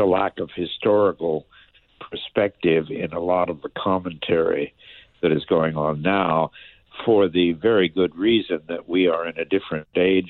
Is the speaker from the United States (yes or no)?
yes; Washington, District of Columbia, United States; grew up in Washington, D.C.